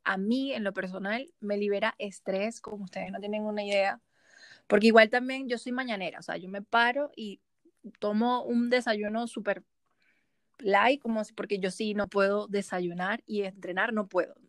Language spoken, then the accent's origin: Spanish; Cuyagua, Aragua, Venezuela; now in Santiago, Chile; Yo soy de Cuyagua y yo vivía todas las semanas en la playa